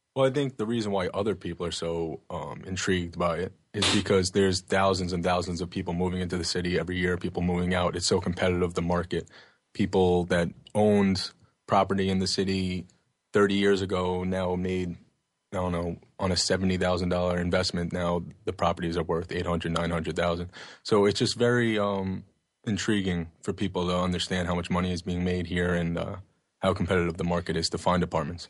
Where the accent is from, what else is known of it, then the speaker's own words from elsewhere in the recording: Oceanside, New York, United States; I grew up in Oceanside, which is in Long Island on the South Shore